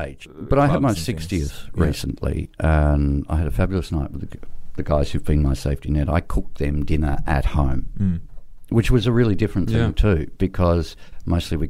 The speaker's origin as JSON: {"language": "English", "region": "South Australia", "country": "Australia", "tie": "born or raised there", "said": "I grew up in South Australia"}